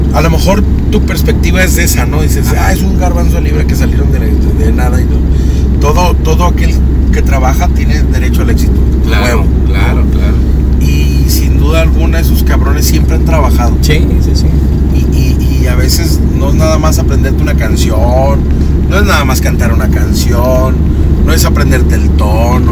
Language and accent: Spanish; Tijuana, Baja California, Mexico; yo soy de Tijuana